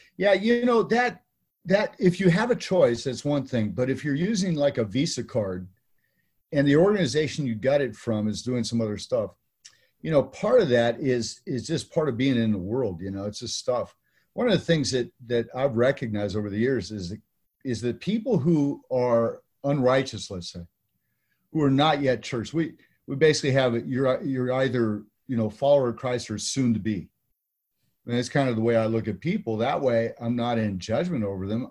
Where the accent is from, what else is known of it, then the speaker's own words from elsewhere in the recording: California, United States; now in Texas, United States; in California, where I'm from, I live in Texas now